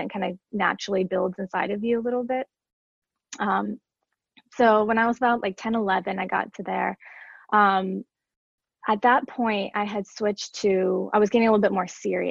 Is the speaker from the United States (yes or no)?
yes; Seneca, South Carolina, United States; I grew up in Seneca, South Carolina, which is like very, very tiny.